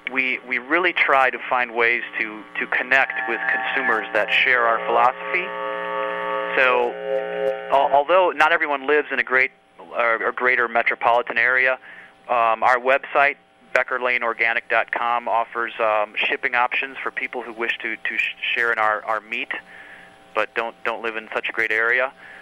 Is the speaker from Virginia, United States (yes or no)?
no; Iowa, United States; I am a farmer from Iowa, and we are producing organic pork at my 6th generation farm near Dyersville, Iowa.